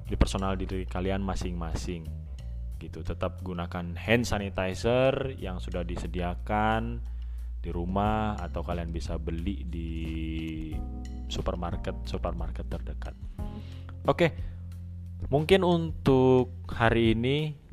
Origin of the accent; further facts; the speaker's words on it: Indonesia; nggak cuman di negara asal gue di Indonesia tapi di Timur Tengah ini juga lagi semakin parah